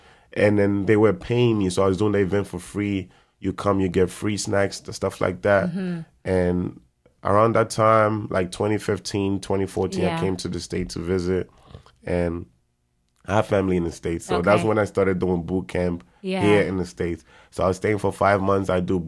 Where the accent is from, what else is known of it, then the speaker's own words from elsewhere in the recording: Kumasi, Ashanti, Ghana; English is a second language; moved away as an adult; now in New York, United States; I'm from Kumasi. Born and raised in Kumasi. I went to school, everything in Kumasi.